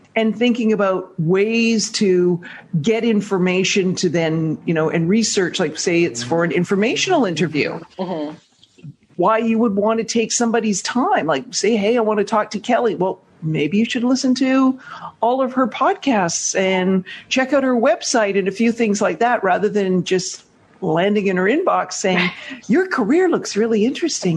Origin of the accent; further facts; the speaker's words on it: Canada; accent: Canadian; moved away as an adult; now in New York, United States; I'm Canadian